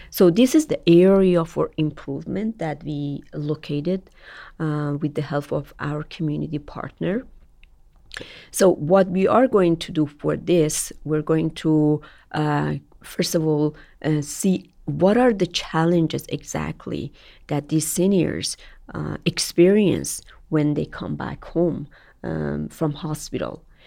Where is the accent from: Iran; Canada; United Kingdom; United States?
Iran; moved away as an adult; Iran, my home country